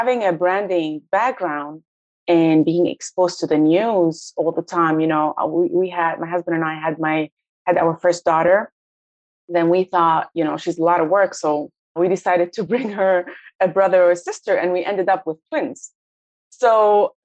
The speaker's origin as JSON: {"language": "English", "country": "Lebanon", "tie": "born or raised there", "moved": "yes", "lives_now": "United States", "said": "I grew up in Lebanon"}